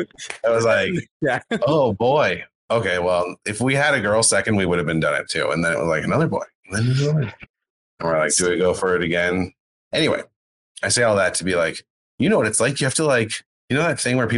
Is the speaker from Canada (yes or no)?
yes; Canada; as a Canadian